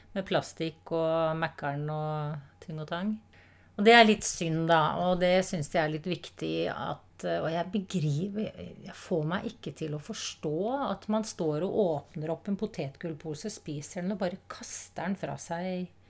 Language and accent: Norwegian; Oslo, Norway; jeg vokste opp i Tante Ulriks vei